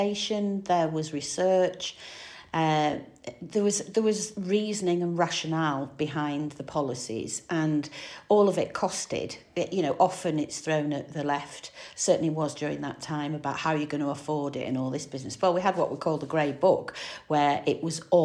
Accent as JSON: {"language": "English", "town": "Manchester", "region": "North West England", "country": "United Kingdom", "moved": "yes", "said": "I'm from Manchester originally."}